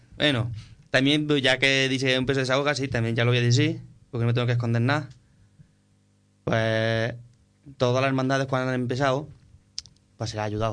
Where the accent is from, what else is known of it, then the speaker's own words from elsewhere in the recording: Nueva Carteya, Andalusia, Spain; mi pueblo. quiero contar con la banda de música de Nueva Cartella.